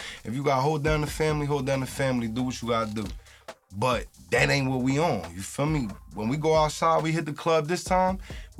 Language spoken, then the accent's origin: English; New Brunswick, New Jersey, United States; Like, I came from this city, so it's like, I know what they going through